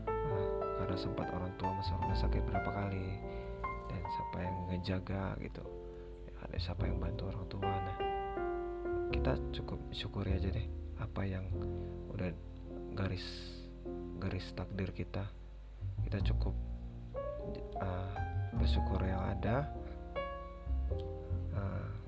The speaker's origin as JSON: {"language": "Indonesian", "region": "Sumatra", "country": "Indonesia", "said": "kita orang Sumatera ngobrol sama Jawa pasti rada keras dong"}